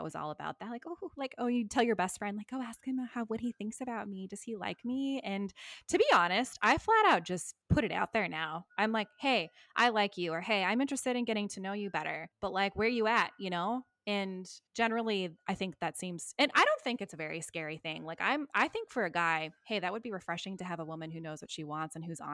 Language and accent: English; United States; now in Australia; I am still an American after all.